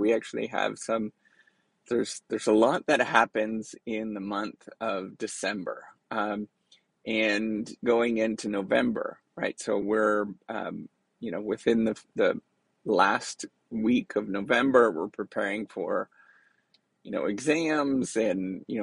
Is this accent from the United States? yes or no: no; Canada; Growing up in Canada